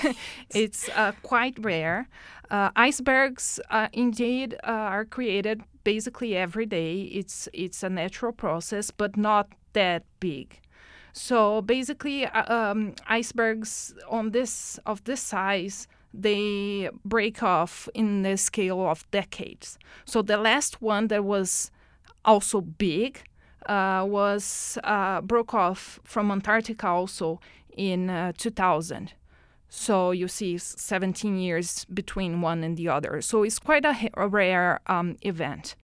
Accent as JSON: {"language": "English", "country": "Brazil", "tie": "born or raised there", "moved": "as an adult", "lives_now": "Edmonton, Canada", "said": "I was born in Brazil. Mm-hmm. I lived there until a couple of uh, years uh, ago when I moved to Edmonton."}